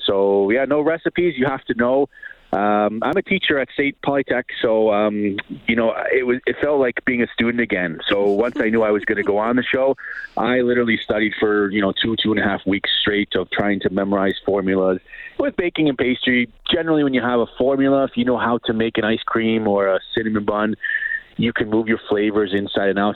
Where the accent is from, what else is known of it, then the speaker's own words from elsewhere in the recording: New York City, New York, United States; moved away as an adult; now in Calgary, Canada; I grew up in around New York City and uh, moved to Canada about 18, 19 years ago, and this is home for me in Canada.